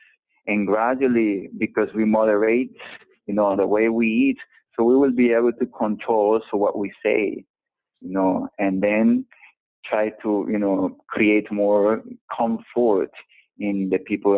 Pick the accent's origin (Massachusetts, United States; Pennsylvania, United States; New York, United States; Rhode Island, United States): New York, United States; moved away; even as a New Yorker, now that I haven't lived in 10 years